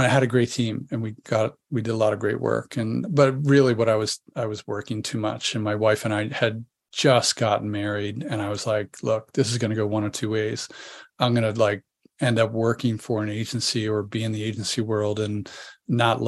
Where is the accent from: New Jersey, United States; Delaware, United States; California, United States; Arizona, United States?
Delaware, United States; moved away as an adult; also born or lived in Boston / Philadelphia; now in San Diego, United States; get out of my family environment growing up in Delaware